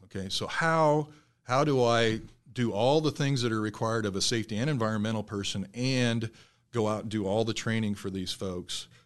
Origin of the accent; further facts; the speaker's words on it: South Central Nebraska, United States; moved away; also born or lived in Michigan; I grew up in South Central Nebraska